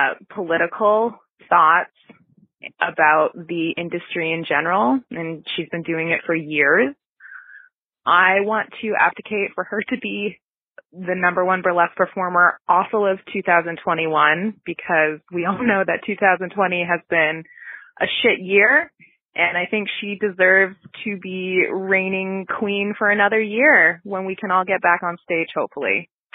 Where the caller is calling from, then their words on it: New Orleans, Louisiana, United States; calling from a beautiful sunny day in December in New Orleans